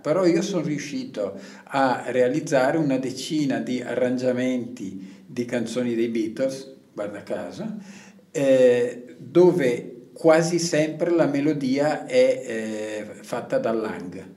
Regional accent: Valle di Scalve, Lombardy, Italy; dalle mie parti

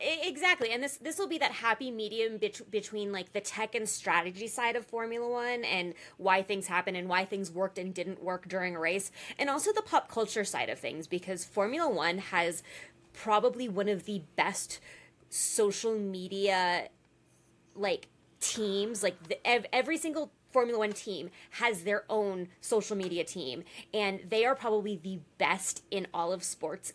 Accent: California, United States; moved away as an adult; also born or lived in Alabama; now in Arizona, United States; I grew up in California

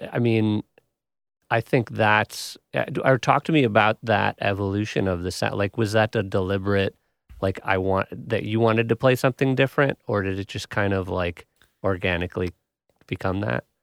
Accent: Wisconsin, United States; I'm from Wisconsin

